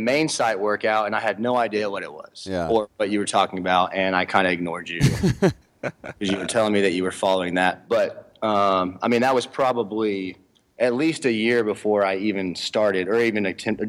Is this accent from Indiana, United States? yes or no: no; Houston, Texas, United States; also born or lived in Abilene, Texas / Austin, Texas; No, I grew up in Houston.